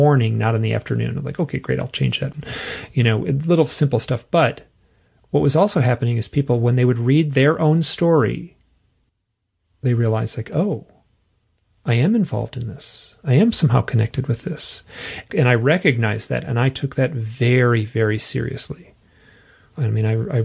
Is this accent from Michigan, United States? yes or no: yes; Michigan, United States; I'm from Michigan. I'm like from the middle.